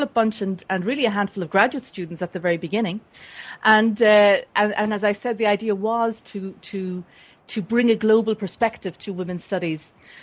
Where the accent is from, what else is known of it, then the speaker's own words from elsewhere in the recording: Dublin area, Leinster, Ireland; moved away as an adult; also born or lived in United States; I was born and raised in the Dublin area in Ireland.